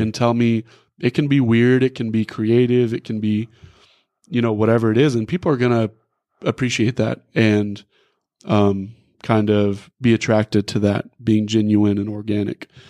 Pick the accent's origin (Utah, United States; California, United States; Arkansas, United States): Arkansas, United States; Rogers; also born or lived in Van Buren, Arkansas; I grew up here in Northwest Arkansas. I went to Rogers High School